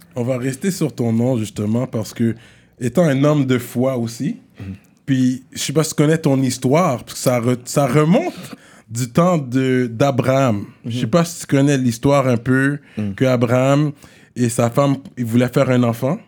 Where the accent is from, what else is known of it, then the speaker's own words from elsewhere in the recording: Quebec, Canada; il parle de mon accent parce que je suis québécois